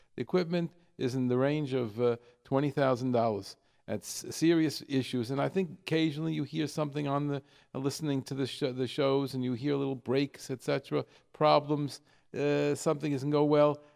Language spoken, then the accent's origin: English; New York, United States; moved away; I'm come from New York